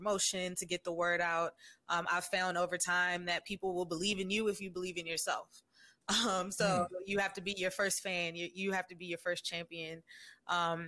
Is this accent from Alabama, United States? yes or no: no; Washington, District of Columbia, United States; I was born and raised in Washington, D.C.